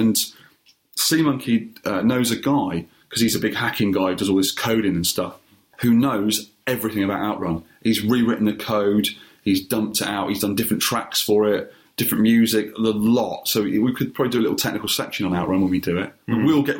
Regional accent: United Kingdom; We're very British.

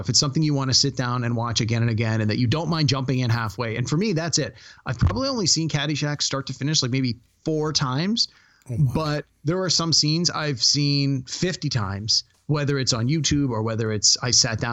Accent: Toronto, Ontario, Canada; I'm from Toronto

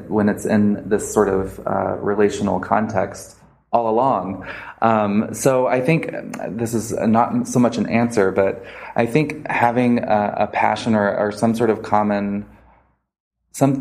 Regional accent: Little Rock, Arkansas, United States; I grew up in the South of the United States, right? And I went to school at Little Rock Central High School

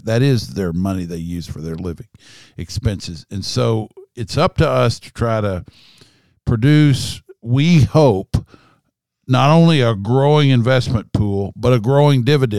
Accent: Kentucky, United States; I'm a guy from Kentucky.

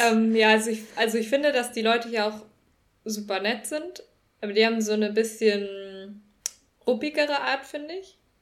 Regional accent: Northern Germany, Germany; moved away as an adult; now in Cologne, Germany; bei uns im Norden

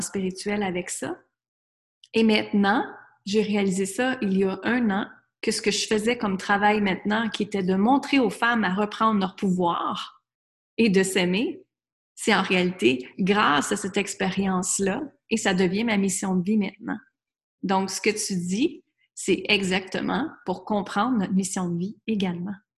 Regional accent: Quebec, Canada; moved away as an adult; also born or lived in United States; à l'âge de 20 ans, moi, je suis partie du Québec, j'étais vivre aux États-Unis

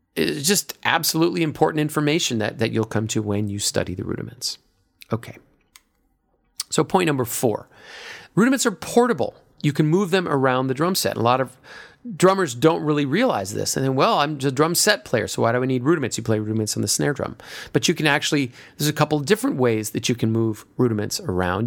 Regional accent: United States; I'm an American

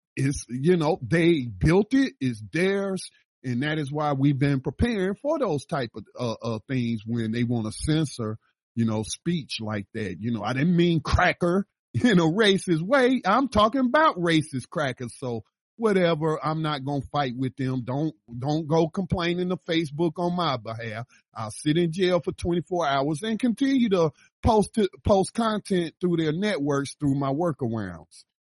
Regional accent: the South, United States; moved away; I lived in the South. I was born in the South

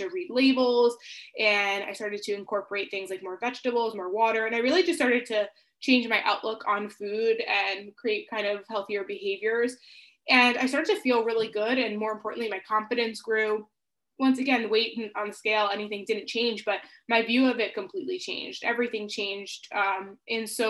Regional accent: Long Island, New York, United States; I'm from the United States. I live in New York and I grew up on an island. It's called Long Island.

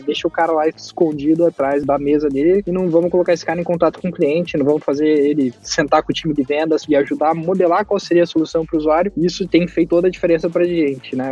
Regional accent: Brazil; now in United States; a gente é brasileiro

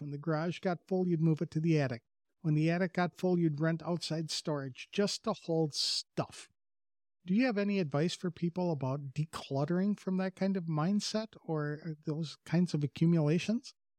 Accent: Wisconsin, United States; moved away; I come from Wisconsin, and there are a lot of farm families up there

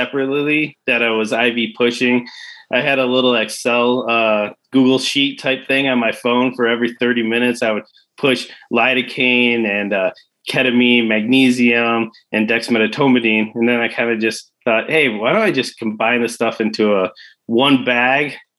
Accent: Detroit, Michigan, United States; moved away as an adult; now in Spruce Pine, United States; I was born and raised in Detroit.

